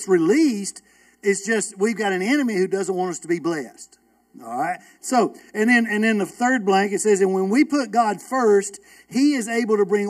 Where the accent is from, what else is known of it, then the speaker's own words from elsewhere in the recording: Villa Rica, Georgia, United States; I'm from Villa Rica